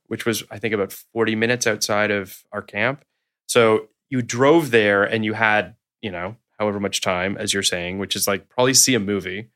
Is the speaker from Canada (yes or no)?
yes; Toronto, Ontario, Canada; moved away; I'm from Toronto originally.